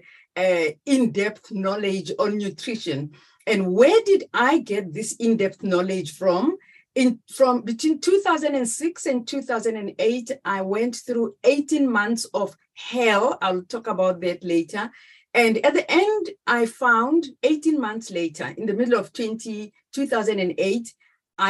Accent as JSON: {"language": "English", "country": "South Africa", "moved": "as an adult", "lives_now": "Netherlands", "said": "a South African who now resides in the Netherlands"}